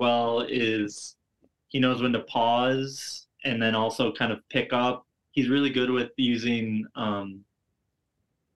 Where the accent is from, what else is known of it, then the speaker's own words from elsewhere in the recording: Midwest, United States; accent: Wisconsin; I'm from the Midwest